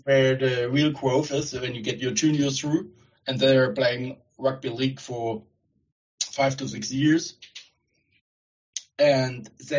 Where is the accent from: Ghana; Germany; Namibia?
Germany; East Germany; I grew up in East Germany. I had 7 years of Russian at school.